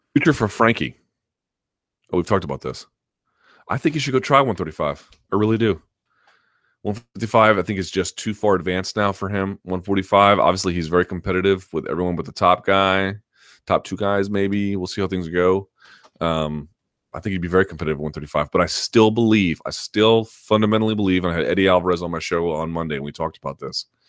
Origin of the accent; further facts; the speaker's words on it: United States; for someone like me as an American